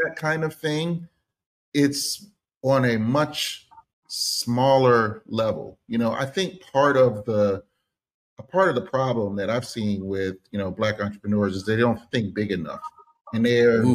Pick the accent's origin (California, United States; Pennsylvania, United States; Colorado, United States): Pennsylvania, United States; Philadelphia; I'm from Philadelphia, Pennsylvania, born and raised inside the city